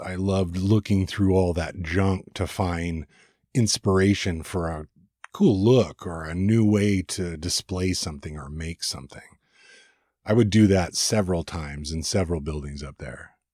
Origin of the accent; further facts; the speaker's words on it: California, United States; moved away as an adult; also born or lived in Ventura, California; now in Oregon, United States; I'm from California